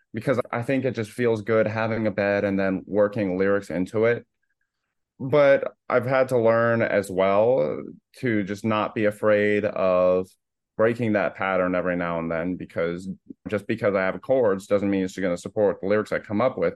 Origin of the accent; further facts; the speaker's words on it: Naples, Florida, United States; moved away as an adult; now in Boston, United States; I'm from Naples, Florida, and I lived there pretty much all my life up till eighteen